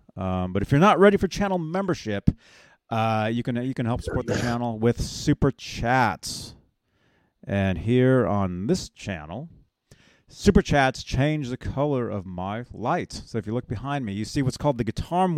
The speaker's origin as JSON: {"language": "English", "town": "Phoenix", "region": "Arizona", "country": "United States", "tie": "born or raised there", "moved": "yes", "said": "I'm from Phoenix."}